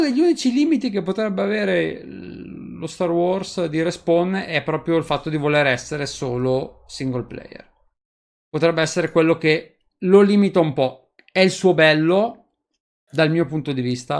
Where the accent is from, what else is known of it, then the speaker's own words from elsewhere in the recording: Novara, Piedmont, Italy; io sono di Novara